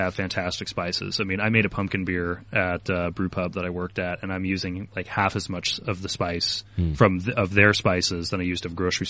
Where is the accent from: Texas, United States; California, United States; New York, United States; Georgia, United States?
California, United States; Sacramento; I'm from Sacramento